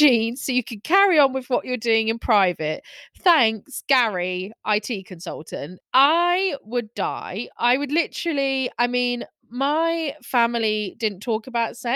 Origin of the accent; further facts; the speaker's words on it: Scotland, United Kingdom; I'm Scottish